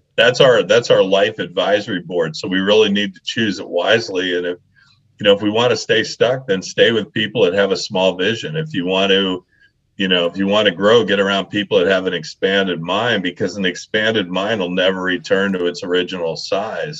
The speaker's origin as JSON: {"language": "English", "town": "Leadville", "region": "Colorado", "country": "United States", "tie": "born or raised there", "said": "I grew up in Colorado. I grew up in this little mining town called Leadville, Colorado"}